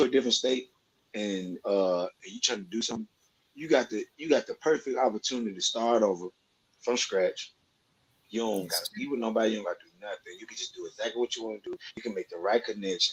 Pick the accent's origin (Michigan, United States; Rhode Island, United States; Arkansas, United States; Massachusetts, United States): Arkansas, United States; Little Rock; moved away; also born or lived in Waukegan, Illinois; I'm from Little Rock, Arkansas